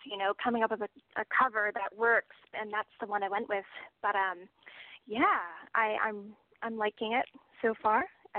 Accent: Canada

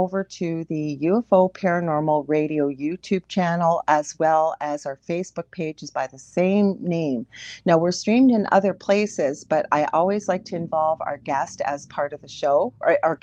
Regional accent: Canada; I am a Canadian clairvoyant medium

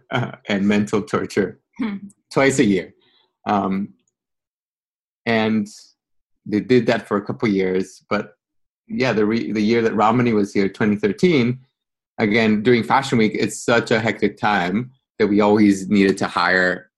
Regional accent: Guatemala City, Guatemala Department, Guatemala; moved away as an adult; now in New York, United States; I was born and raised in Guatemala, small third world country

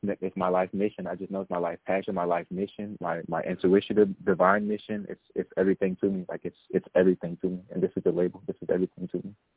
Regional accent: Charlotte, North Carolina, United States; I was um raised and born in Charlotte, North Carolina

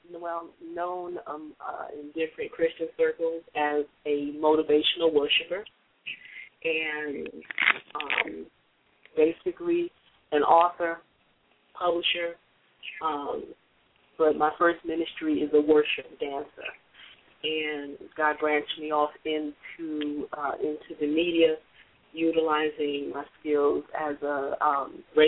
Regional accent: New Jersey, United States; I am from the East Coast, and I'm a Jersey girl.

